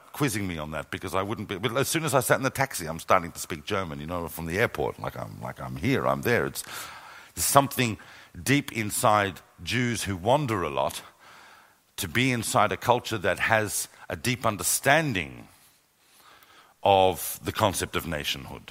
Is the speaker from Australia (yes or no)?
yes; Australia; also born or lived in London; now in Jerusalem, Israel; When I was growing up in Australia, even though my entire family had missed the whole Holocaust experience, I'm an eighth generation Australian